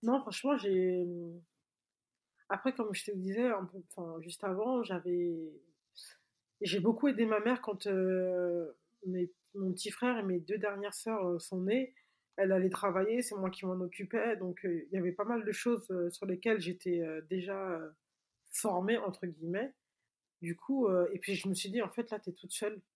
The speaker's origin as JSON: {"language": "French", "country": "Mali", "said": "chez nous au Mali"}